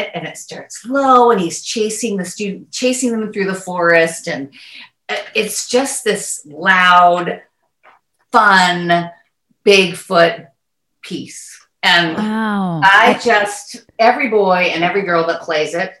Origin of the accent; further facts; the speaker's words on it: Northern California, United States; I grew up in Northern California